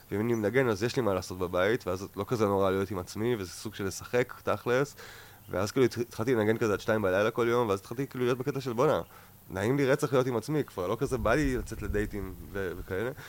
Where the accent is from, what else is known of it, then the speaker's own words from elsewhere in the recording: Ayelet HaShahar, Northern District, Israel; born there; קודם כל עברתי לגור באיילת השחר, קיבוץ שנולדתי בו, וגרתי על סבא שלי